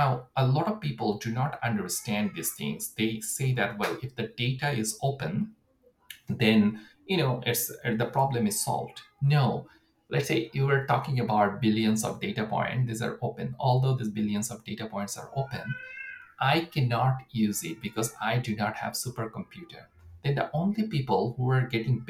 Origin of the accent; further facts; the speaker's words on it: Bangladesh; moved away as an adult; also born or lived in United States; now in Canada; I'm coming from Bangladesh. So my education was in US.